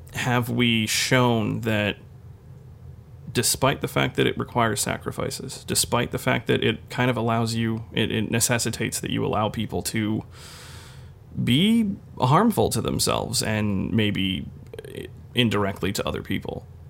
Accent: United States; as an American

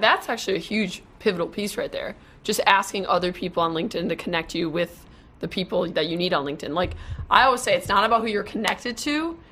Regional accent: Wisconsin, United States; now in Dallas, United States; since I'm from Wisconsin

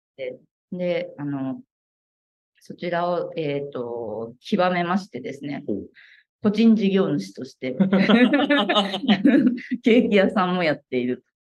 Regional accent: Kagoshima, Japan; also born or lived in Osaka; 10年ほど前に、あの鹿児島の方に戻ってまいりまして、で、えっと、うちの実家がですね、屋久杉で、あの、建ってる邸宅がありまして

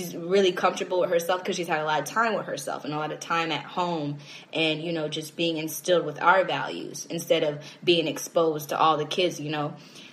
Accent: Orlando, Florida, United States; moved away as an adult; also born or lived in Chicago, Illinois; now in Atlanta, United States; I grew up in Orlando, Florida

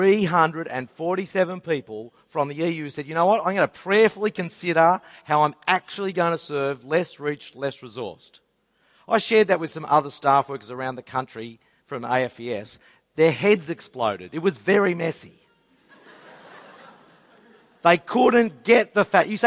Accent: Sydney, New South Wales, Australia; I grew up in Mount Druitt

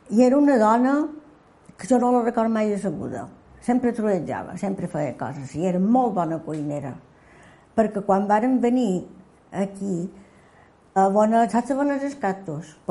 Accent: Cala Rajada, Balearic Islands, Spain; Quan jo vaig néixer, a Cala Rajada no hi havia iglesia

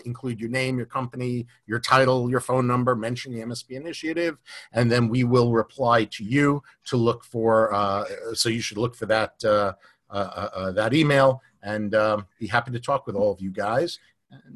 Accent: New York, United States; now in Florida, United States; I'm from New York

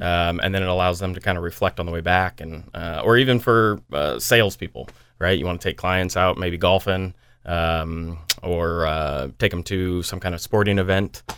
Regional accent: United States; now in Des Moines, United States; I'm from the Quad Cities

